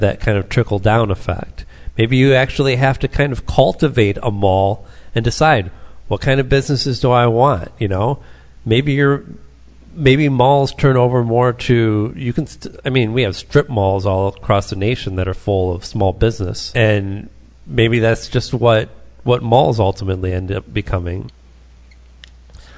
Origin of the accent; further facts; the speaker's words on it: Taylor, Michigan, United States; I lived down the road from the mall that I grew up near in Taylor, the Southland Mall